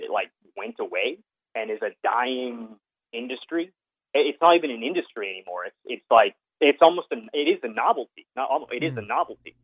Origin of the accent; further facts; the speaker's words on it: Hong Kong; I grew up in Hong Kong